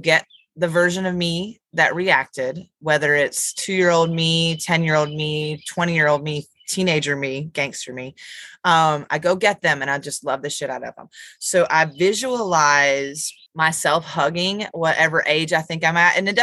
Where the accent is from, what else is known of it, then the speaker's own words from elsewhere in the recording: Dallas, North Carolina, United States; I'm from Dallas, North Carolina